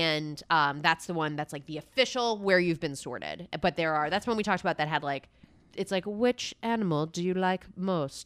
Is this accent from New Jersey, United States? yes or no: yes; New Jersey, United States; when I was growing up in New Jersey